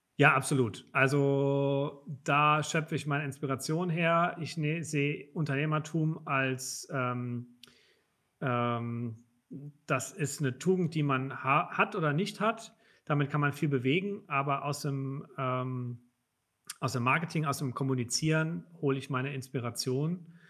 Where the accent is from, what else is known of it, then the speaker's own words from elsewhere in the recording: Hunsrück, between Mainz and Koblenz, Rhineland-Palatinate, Germany; now in Frankfurt, Germany; Ich komme vom Land